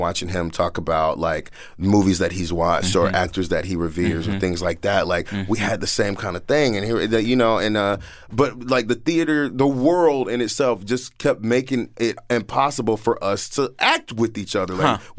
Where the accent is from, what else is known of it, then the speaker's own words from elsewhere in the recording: Washington, District of Columbia, United States; moved away; I grew up in Northeast, Southeast D.C., Alabama Ave, Minnesota Ave. I went to Benning Elementary.